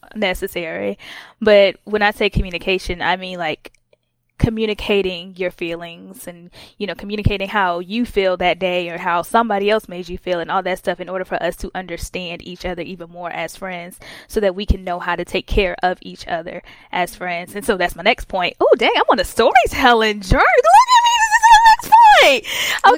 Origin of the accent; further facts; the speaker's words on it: Atlanta, Georgia, United States; I'm from Atlanta, Georgia